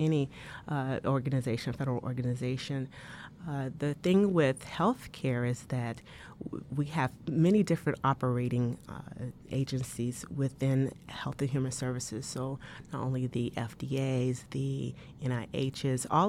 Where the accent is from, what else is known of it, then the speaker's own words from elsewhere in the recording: Tuskegee, Alabama, United States; moved away; I grew up in Alabama